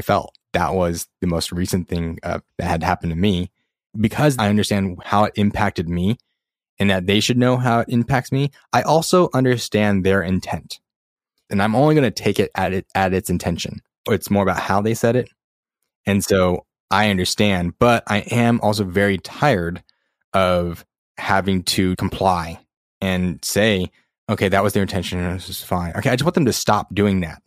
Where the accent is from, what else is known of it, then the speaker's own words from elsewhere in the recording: California, United States; where are you really from? And then I say California